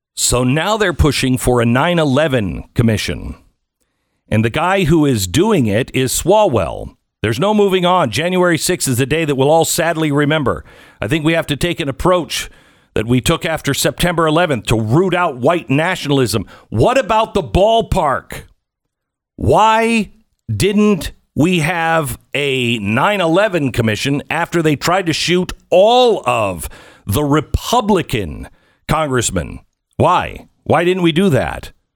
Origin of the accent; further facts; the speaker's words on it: West Coast, United States; now in Texas, United States; I grew up in the West Coast